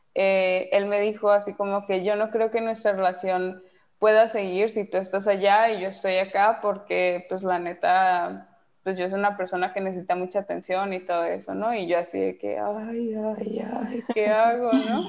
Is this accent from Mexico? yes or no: yes; Mexico; moved away as an adult; now in Netherlands; yo sigo siendo mexicana